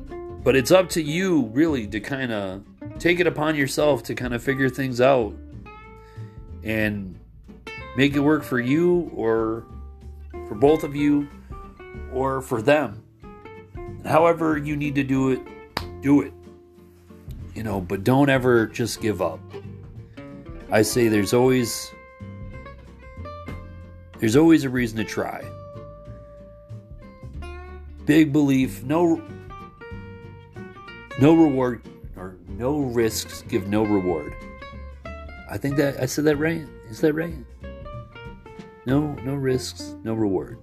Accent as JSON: {"language": "English", "region": "Michigan", "country": "United States", "said": "I'm not from New York, and I'm from Michigan"}